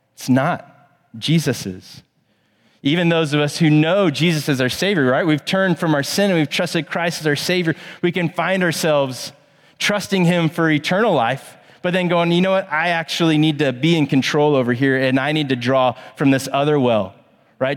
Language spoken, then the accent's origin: English; Plano, Texas, United States; now in Charlotte, United States; I grew up in Plano, Texas.